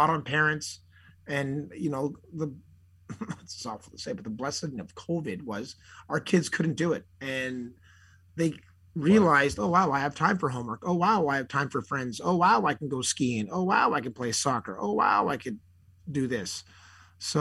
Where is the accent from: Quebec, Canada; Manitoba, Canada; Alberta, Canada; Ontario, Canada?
Quebec, Canada; Montreal; Growing up in Montreal